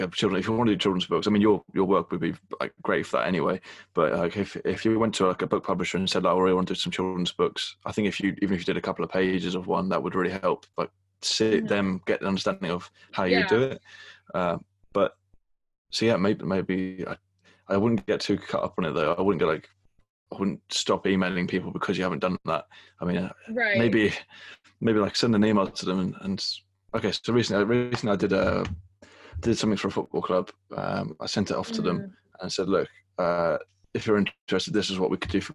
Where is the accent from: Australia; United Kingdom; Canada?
United Kingdom; England; being English